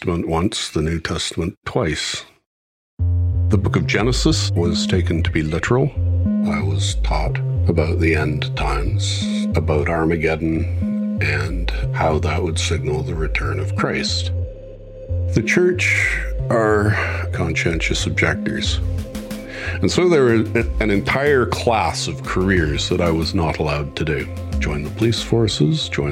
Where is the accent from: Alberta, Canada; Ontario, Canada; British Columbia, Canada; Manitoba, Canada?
British Columbia, Canada; Vancouver; now in Masterton, New Zealand; I was born in Grace Hospital, Vancouver